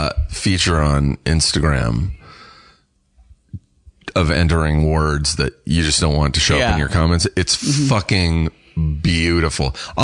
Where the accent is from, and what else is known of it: Riverside, California, United States; born or raised there; moved away